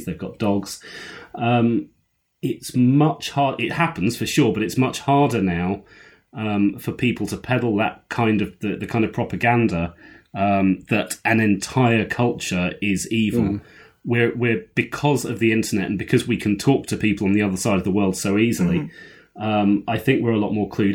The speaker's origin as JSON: {"language": "English", "country": "United Kingdom", "said": "I'm young enough and British enough"}